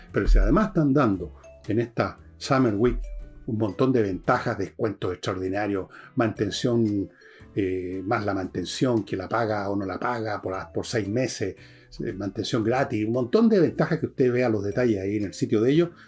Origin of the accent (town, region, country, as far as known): Chile